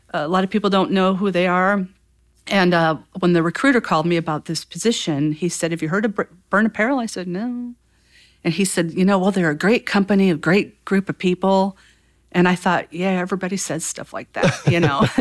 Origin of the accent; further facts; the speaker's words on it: Northwest Indiana, United States; moved away as an adult; also born or lived in Chicago; now in Fort Wayne, United States; I grew up in Northwest Indiana